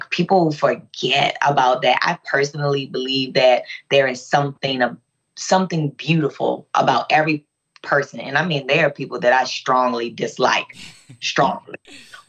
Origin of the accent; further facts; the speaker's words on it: Baltimore, Maryland, United States; I'm from West Baltimore City